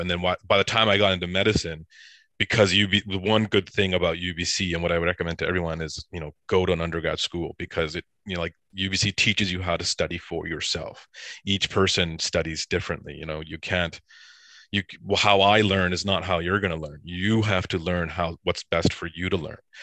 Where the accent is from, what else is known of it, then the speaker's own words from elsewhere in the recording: Surrey, British Columbia, Canada; also born or lived in Edison, New Jersey; I grew up in Surrey, B C